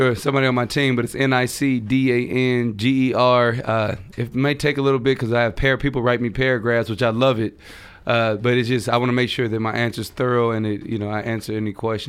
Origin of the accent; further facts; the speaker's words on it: Columbia, Missouri, United States; I'm from Columbia, Missouri, the Midwest.